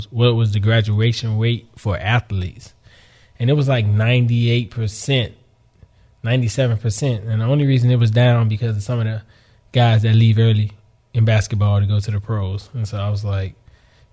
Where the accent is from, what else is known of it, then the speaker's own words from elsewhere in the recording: Miami, Florida, United States; moved away as an adult; growing up in Miami